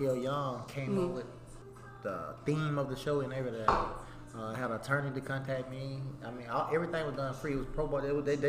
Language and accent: English; Canton, Mississippi, United States; from Canton, Mississippi.